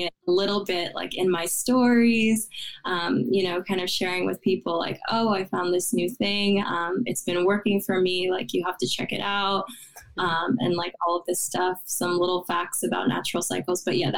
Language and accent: English; Westchester, New York, United States; moved away as an adult; also born or lived in Pennsylvania; I was born in Westchester, New York. It's about 30 minutes out from New York City.